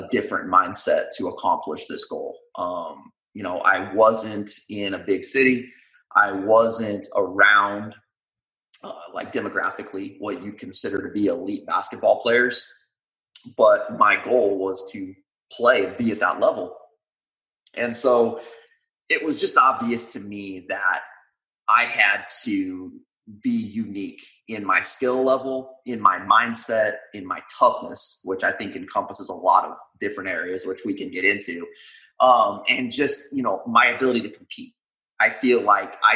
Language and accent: English; Utah, United States; now in Portland, United States; I am from the States, originally born in Utah. I now live in Oregon, up near Portland with my family.